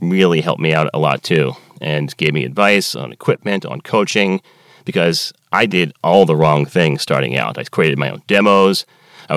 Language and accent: English; Philadelphia, Pennsylvania, United States; moved away as an adult; now in Baltimore, United States; I'm from Philadelphia, and I went to school in Baltimore